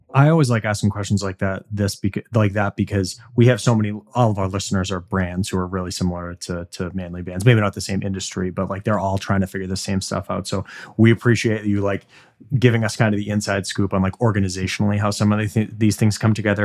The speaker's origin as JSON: {"language": "English", "town": "Boston", "region": "Massachusetts", "country": "United States", "said": "I'm from Boston, and we are the most, I think, obnoxious baseball fans"}